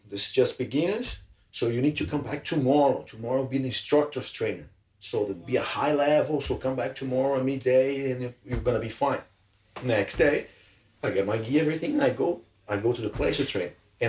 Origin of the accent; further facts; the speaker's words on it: Brazil; English is a second language; It's not that I'm the best in the world, but I'm just arriving from Brazil.